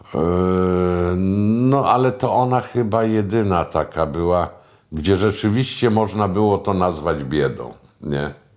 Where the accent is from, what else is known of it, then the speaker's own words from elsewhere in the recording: Starzyński Dwór near Puck, Pomeranian Voivodeship, Poland; also born or lived in Sopot; tak to wychowywała mnie babcia z dziadkiem w Starzyżynie, tam gdzie urodziłem się pod Puckiem